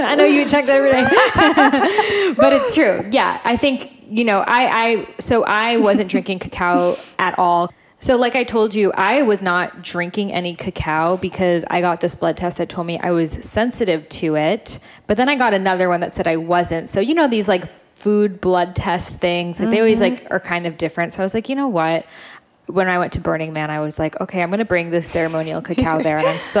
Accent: United Kingdom; Like, let's add like tons of sugar and milk to it because we're British and that's what we do.

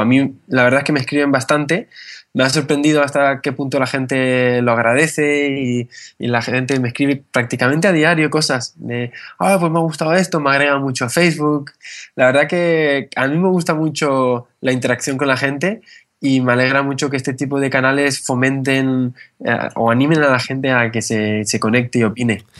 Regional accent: Canary Islands, Spain; also born or lived in northern Spain; yo soy español, pero mi familia es del norte de España, lo que cuando mis padres, cuando yo tenía 8 años, mis padres decidieron venir aquí a Canarias. Eh, me formé aquí

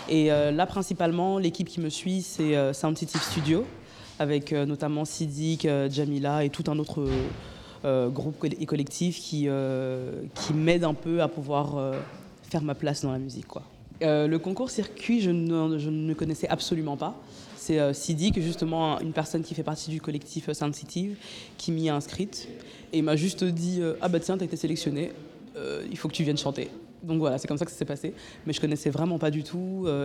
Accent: Cameroon; la musique de chez moi. je suis camerounaise de nationalité, donc on écoute beaucoup de Makossa

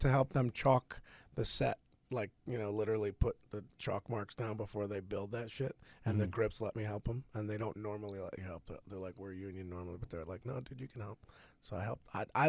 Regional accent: Connecticut, United States; Sandler's like, where are you from? You sound familiar. I'm like, Connecticut.

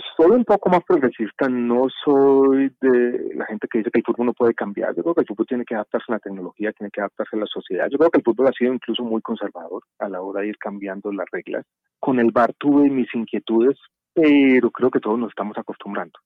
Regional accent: Medellín, Antioquia, Colombia; now in Bogotá, Colombia; yo crecí en Medellín

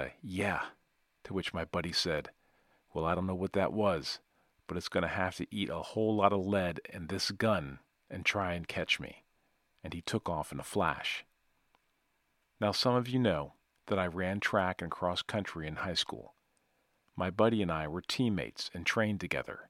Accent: Natchez, Mississippi, United States; my hometown of Natchez by God, Mississippi

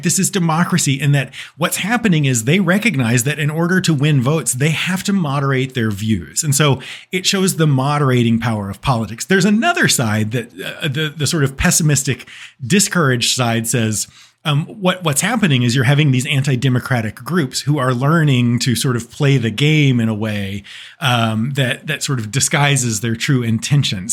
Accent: Texas, United States; I'm from Texas

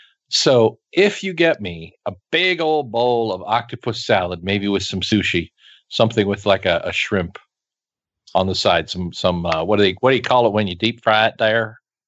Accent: Kansas, United States; I grew up in Kansas.

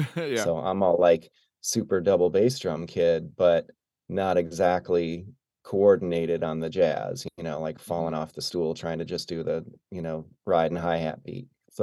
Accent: Arkport, New York, United States; I grew up in upstate New York, so about an hour south of Rochester, in a tiny town called Arkport.

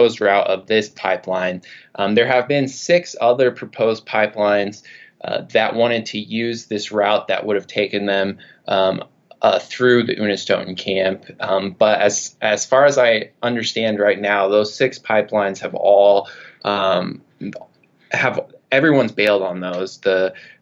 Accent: United States; I'm a settler. I grew up in the United States.

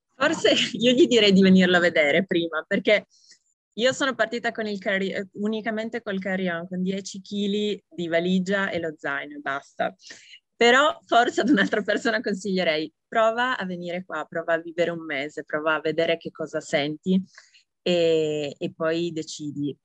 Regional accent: Italy; moved away as an adult

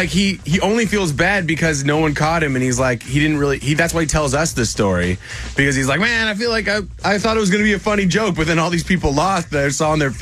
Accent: Clinton, Washington, United States; my hometown, Clinton, Washington.

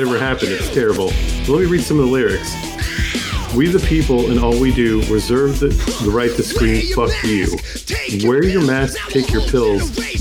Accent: United States; As an American

